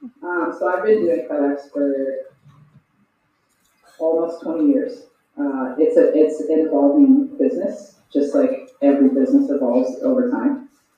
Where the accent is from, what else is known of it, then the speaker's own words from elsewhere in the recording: Grande Prairie, Alberta, Canada; I grew up in Grand Prairie. It was pretty good. I had a pretty healthy, good childhood, but I was ready to leave at 18, so I did.